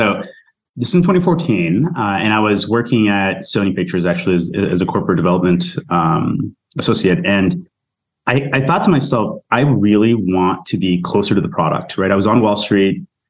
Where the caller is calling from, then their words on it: New York City, New York, United States; I'm actually in New York City.